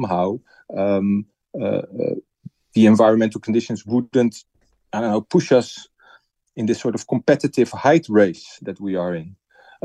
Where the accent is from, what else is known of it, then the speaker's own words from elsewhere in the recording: Netherlands; I'm from the Netherlands